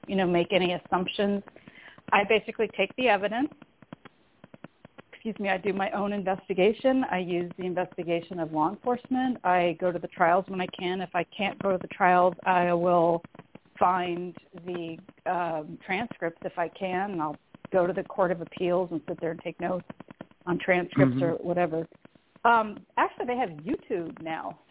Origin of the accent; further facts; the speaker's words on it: San Diego, California, United States; also born or lived in Canada / North Adams, Massachusetts; I was born in Canada, but I consider San Diego my hometown because that's where I grew up